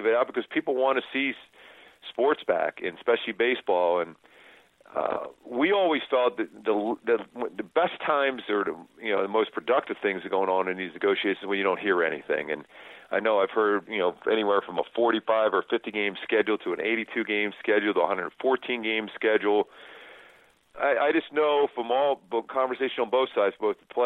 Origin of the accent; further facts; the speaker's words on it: Philadelphia, Pennsylvania, United States; growing up in Philly